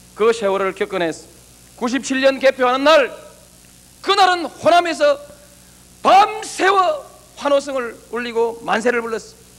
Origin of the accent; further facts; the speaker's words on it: Yeongnam, South Korea; 내 고향 영남을 버린 일도 없습니다